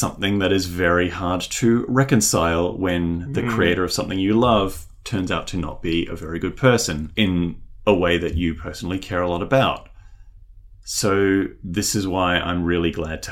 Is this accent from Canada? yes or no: no; Australia; also born or lived in New Zealand; I was born in New Zealand, as was my younger sister. And then our whole family, well, my immediate family, we moved over here when I was about 2 years old, to Australia